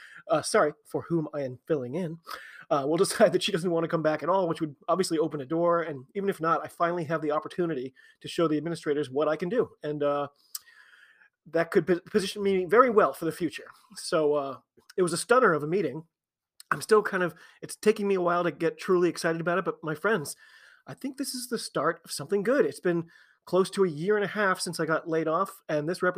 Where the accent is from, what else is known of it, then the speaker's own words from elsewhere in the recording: United States; I'm an American rugby fan